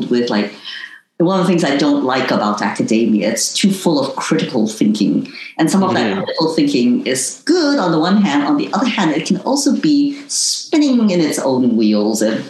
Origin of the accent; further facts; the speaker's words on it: Hong Kong; moved away; also born or lived in United States; having been born in Hong Kong and not as a local Chinese, but considered foreign as an Indonesian citizen